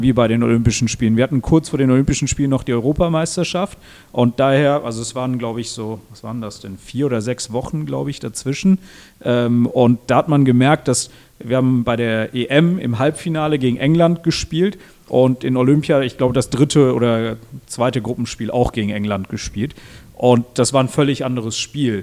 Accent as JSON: {"language": "German", "country": "Switzerland", "tie": "born or raised there", "moved": "as an adult", "lives_now": "Germany", "said": "ich bin in der Schweiz aufgewachsen"}